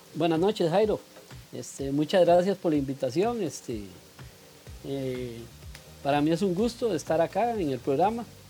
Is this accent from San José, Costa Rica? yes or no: no; Cartago, Costa Rica; moved away as an adult; now in Santo Domingo, Costa Rica; yo los acompaño de Santo Domingo Heredia, soy oriundo de Cartago